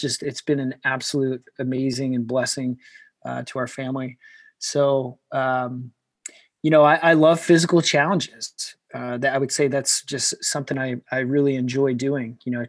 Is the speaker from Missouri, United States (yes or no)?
yes; Kansas City, Missouri, United States; moved away as an adult; now in Carlsbad, United States; So most of that time I grew up in Kansas City. That's where I met my wife. That's where I started my family. That's where I started my business. And then recently, within the last few years, my wife and I actually moved to Carlsbad, California